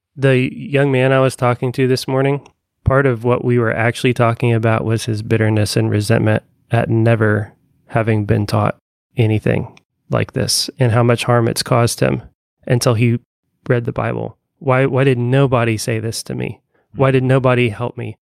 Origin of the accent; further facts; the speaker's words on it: Evansville, Indiana, United States; now in Bloomington, United States; i grew up in conservative evansville indiana and moved to bloomington